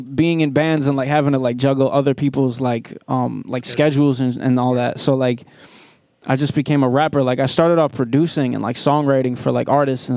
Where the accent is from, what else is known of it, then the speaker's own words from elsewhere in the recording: Providence, Rhode Island, United States; I'm from Providence.